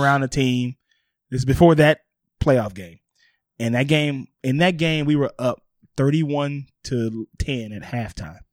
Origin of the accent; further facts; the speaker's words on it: New Orleans, Louisiana, United States; moved away; also born or lived in Hollywood; my hometown New Orleans